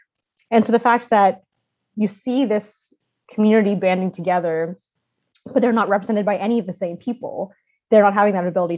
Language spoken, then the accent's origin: English; Austin, Texas, United States; I'm originally from Austin, grew up there.